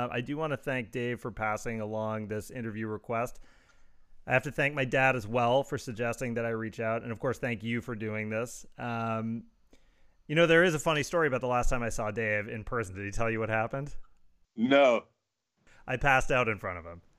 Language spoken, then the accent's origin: English; Los Angeles, California, United States; And he went, where you from? And I said, I'm from Los Angeles, where that shit is legal.